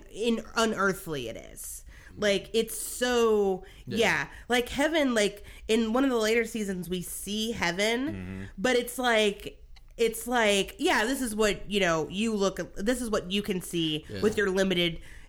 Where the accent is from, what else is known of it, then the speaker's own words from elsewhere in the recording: Southern United States, United States; I'm a Southerner.